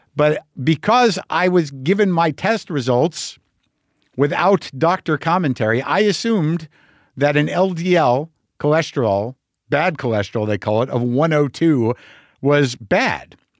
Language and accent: English; New Mexico, United States; when I grew up in New Mexico, but all my people are Jersey.